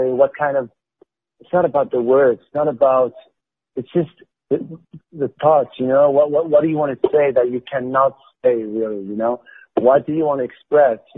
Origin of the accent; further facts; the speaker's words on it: France; English is a second language; Because my whole shtick about oh I'm from France and blah blah I don't know this blah, blah, blah, blah